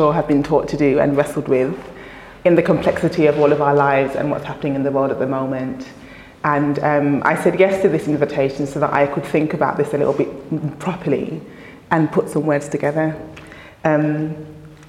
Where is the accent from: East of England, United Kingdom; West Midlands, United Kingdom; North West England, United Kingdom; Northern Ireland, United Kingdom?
West Midlands, United Kingdom; Birmingham; I grew up in Handsworth in the inner city of Birmingham